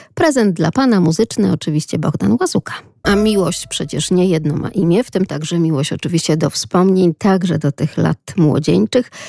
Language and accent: Polish; Lublin, Lublin Voivodeship, Poland; accent: Lublin; z takim akcentem naszym troszeczkę prześmiewczym, lubelskim